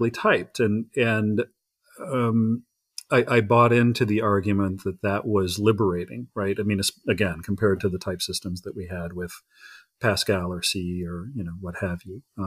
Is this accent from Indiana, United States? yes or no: yes; Indiana, United States; I'm from Indiana. I was born and raised in Indiana